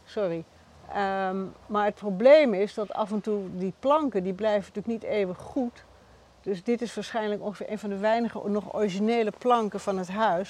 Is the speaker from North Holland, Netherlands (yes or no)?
yes; Amsterdam, North Holland, Netherlands; also born or lived in Bergen; ik ben in Amsterdam geboren